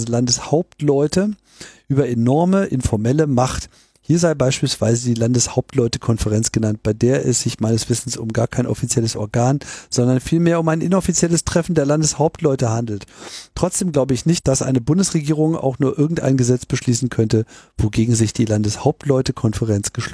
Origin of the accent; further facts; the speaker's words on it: Graz, Styria, Austria; born there; now in Linz, Austria; Als geborener Grazer und Wahllinzer fühle ich mich geradezu verpflichtet, hier zu kommentieren.